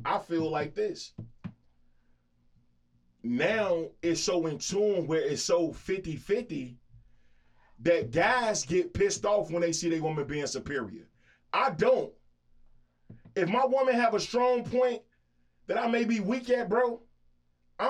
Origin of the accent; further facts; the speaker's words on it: Chicago, Illinois, United States; I'm from Chicago